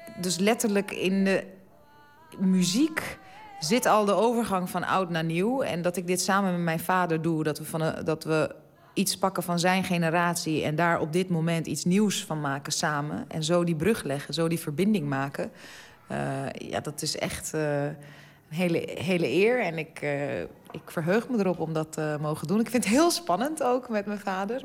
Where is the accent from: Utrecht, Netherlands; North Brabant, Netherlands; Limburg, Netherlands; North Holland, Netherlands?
North Holland, Netherlands; Amsterdam; ik ben gewoon geboren in Amsterdam. En ik voel me ook zeker echt een, een Amsterdamse